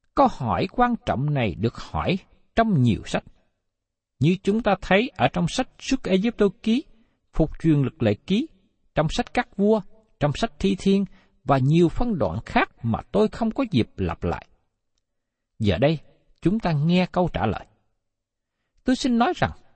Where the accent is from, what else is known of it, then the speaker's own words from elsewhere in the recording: Vietnam; người Việt của chúng ta